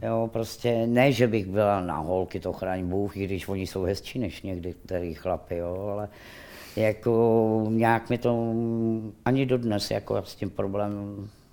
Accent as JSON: {"language": "Czech", "town": "Rakovník", "region": "Central Bohemian Region", "country": "Czechia", "tie": "born or raised there", "said": "já jsem rodačka Rakovník"}